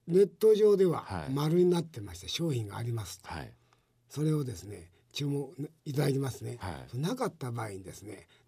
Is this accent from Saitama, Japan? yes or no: no; Okayama, Japan; 岡山です。